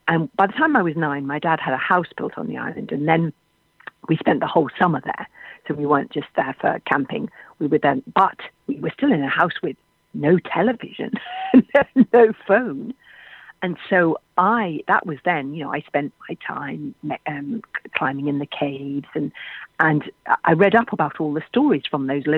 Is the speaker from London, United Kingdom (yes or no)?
yes; London, United Kingdom; I grew up in London in a house without a garden because that's where my dad's job was